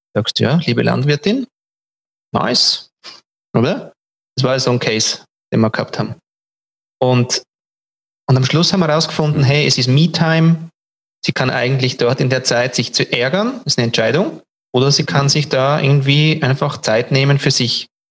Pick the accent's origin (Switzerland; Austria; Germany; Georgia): Switzerland; Bei uns in der Schweiz